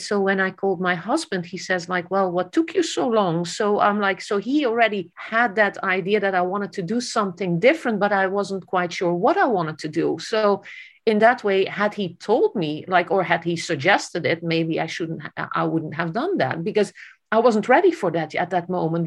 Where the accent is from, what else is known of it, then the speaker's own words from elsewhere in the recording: Netherlands; I grew up in the Netherlands